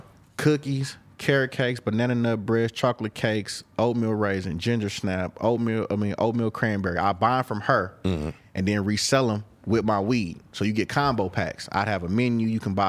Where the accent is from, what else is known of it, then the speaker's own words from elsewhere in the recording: Oakland, California, United States; I'm from East Oakland. We purple.